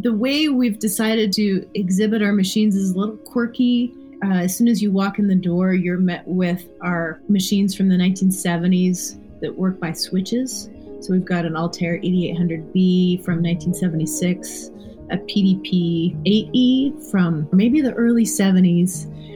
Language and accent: English; Canada; being Canadian